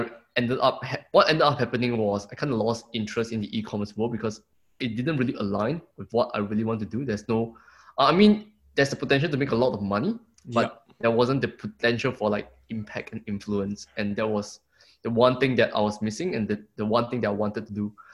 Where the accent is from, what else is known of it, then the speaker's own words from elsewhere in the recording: Singapore; moved away as an adult; also born or lived in Melbourne, Australia / Brisbane, Australia; now in Gold Coast, Australia; I'm from Singapore, but now I'm living in Australia